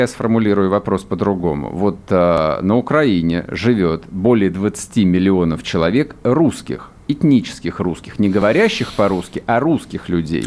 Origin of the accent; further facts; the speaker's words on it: Russia; мы русские люди